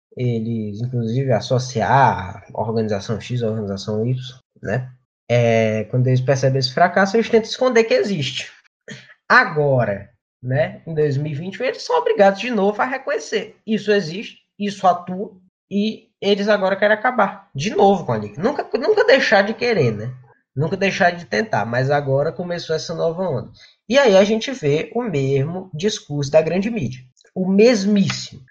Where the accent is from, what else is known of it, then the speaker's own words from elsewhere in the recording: Rio Grande do Norte, Brazil; moved away; also born or lived in Ceará; eu nasci no Ceará, e onde a Liga tem, eu tinha atuação, e me criei no Rio Grande do Norte, né, na capital do semiárido